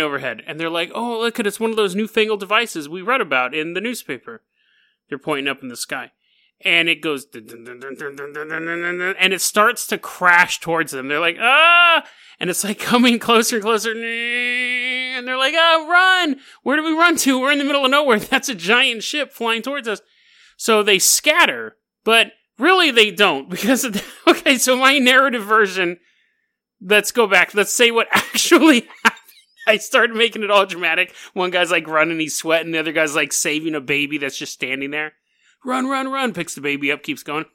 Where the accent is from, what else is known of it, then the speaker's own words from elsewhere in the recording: Sacramento, California, United States; It was in Sacramento, my hometown, Sac-Town.